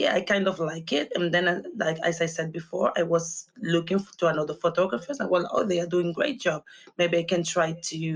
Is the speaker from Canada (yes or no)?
no; Canary Islands, Spain; moved away as an adult; also born or lived in London, United Kingdom; I'm from the Canary Islands. It's a small island, so it's not much going on